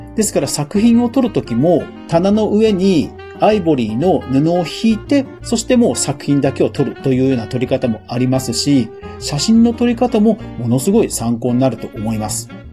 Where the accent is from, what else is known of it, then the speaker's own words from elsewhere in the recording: Japan; 私の近所には、浦島太郎の伝説にちなんだ浦島町という町があり、私は浦島小学校の出身です